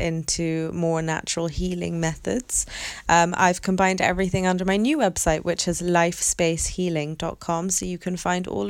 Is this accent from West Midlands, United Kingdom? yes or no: no; London, United Kingdom; And London is my hometown. It's where I was born. It's where I grew up my whole life.